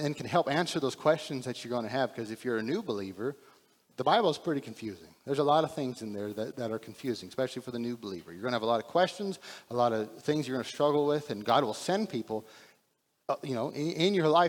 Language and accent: English; Texas, United States; we're from Texas